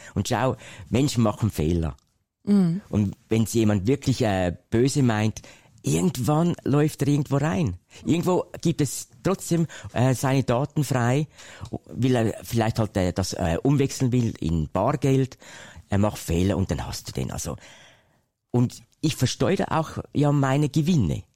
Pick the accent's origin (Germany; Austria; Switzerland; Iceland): Switzerland; Ich komme ja aus der Schweiz, mhm. das hört ihr vielleicht